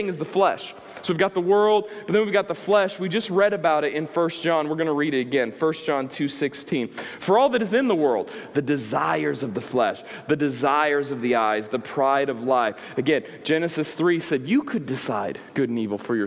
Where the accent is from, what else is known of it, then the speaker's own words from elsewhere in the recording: Midwest, United States; I grew up in the Midwest